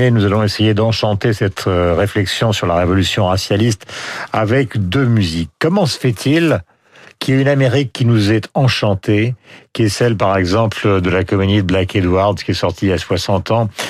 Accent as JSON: {"language": "French", "country": "France", "said": "nous sommes français, nous appartenons évidemment à cette francophonie que nous aimons."}